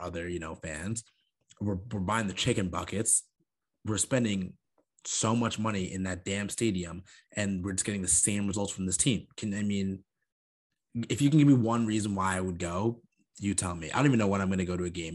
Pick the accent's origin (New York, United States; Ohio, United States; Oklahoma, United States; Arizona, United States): New York, United States; Huntington; I'm from Huntington